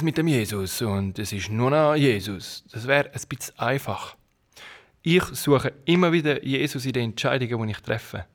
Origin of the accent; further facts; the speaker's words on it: Switzerland; moved away; also born or lived in Kenya; als Schweizer